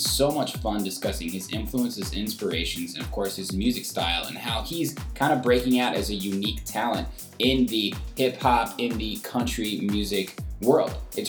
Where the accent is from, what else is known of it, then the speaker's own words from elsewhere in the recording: Indiana, United States; moved away as an adult; now in Chicago, United States; I've been in Chicago for about 5 years. I'm originally from Indiana